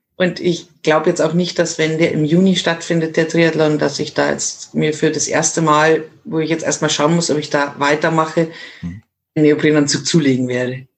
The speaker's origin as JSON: {"language": "German", "area": "Miesbach district, south of Munich", "region": "Bavaria", "country": "Germany", "said": "Ich komme aus dem Süden von München, mhm. also aus dem sehr beliebten Landkreis Miesbach"}